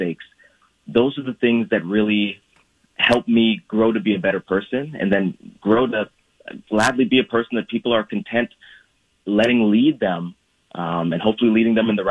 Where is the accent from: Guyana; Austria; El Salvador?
Guyana; also born or lived in Brazil; now in United States; my mother, my siblings, and I stayed in Guyana when my dad came to the U.S.